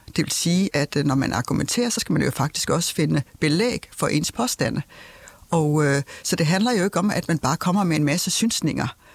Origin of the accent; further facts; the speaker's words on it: Denmark; vi som danskere